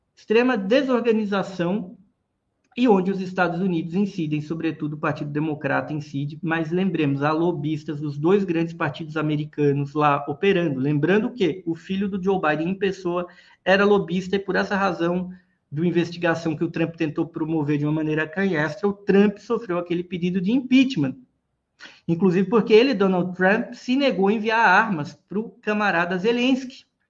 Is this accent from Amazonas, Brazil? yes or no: no; Pernambuco, Brazil; mas sou cearense não, sou lá de Pernambuco